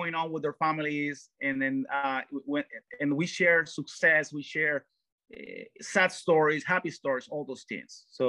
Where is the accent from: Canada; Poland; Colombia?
Colombia; Cartagena, Bolívar; For example, I was originally born in Colombia. I'm from Cartagena, Colombia, that's South America.